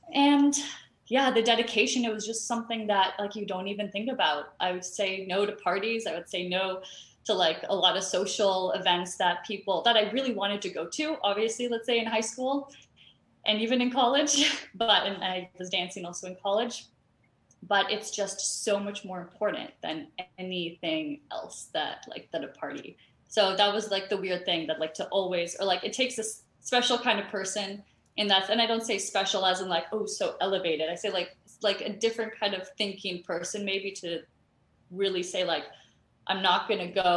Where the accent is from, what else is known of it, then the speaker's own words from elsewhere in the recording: Toronto, Ontario, Canada; moved away as an adult; also born or lived in Florida / Houston; I grew up in Canada, in Toronto, Canada.